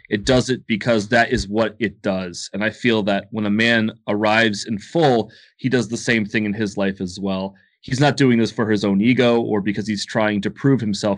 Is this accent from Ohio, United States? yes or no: yes; Ohio, United States; now in Athens, United States; I was born in Ohio, but now I live in Athens, Georgia.